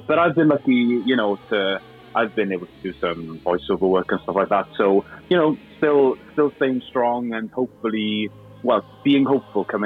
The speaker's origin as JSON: {"language": "English", "town": "Cardiff", "region": "Wales", "country": "United Kingdom", "tie": "born or raised there", "also_born_or_lived": "London", "first_language": "Welsh", "second_language": "English", "moved": "as an adult", "said": "I was brought up in Cardiff."}